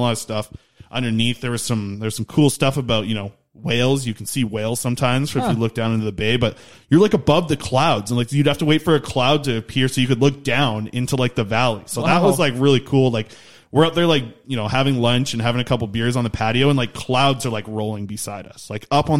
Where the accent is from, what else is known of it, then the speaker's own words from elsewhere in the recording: Nanaimo, British Columbia, Canada; I'm from Nanaimo